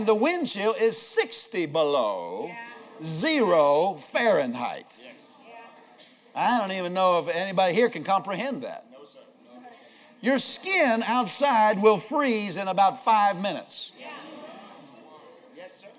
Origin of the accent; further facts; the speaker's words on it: Pennsylvania, United States; also born or lived in Iowa; I grew up in Pennsylvania as a state.